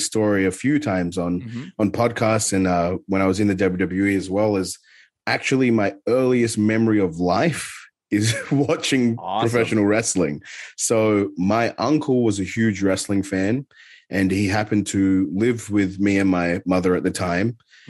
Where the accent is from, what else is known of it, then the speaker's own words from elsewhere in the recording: Adelaide, South Australia, Australia; there was a certain roller skating rink in my hometown in Adelaide that actually was really good.